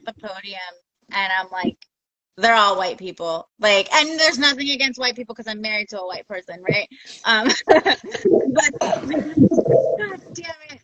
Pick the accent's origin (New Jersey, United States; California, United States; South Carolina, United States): California, United States; Oxnard; also born or lived in Santa Barbara; now in San Diego, United States; I grew up in Oxnard